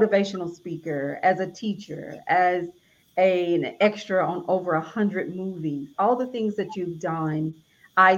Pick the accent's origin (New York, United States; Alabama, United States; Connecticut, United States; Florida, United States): Alabama, United States; I'm from Alabama